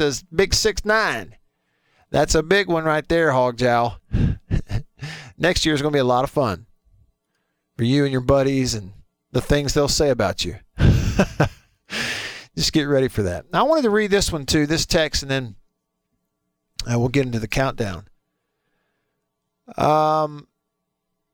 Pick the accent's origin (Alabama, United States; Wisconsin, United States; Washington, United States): Alabama, United States; moved away; also born or lived in Starkville, Mississippi; the same places I grew up in Alabama